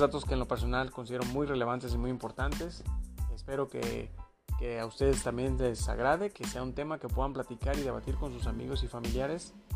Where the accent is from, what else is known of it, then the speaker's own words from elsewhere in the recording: Mexico; como mexicanos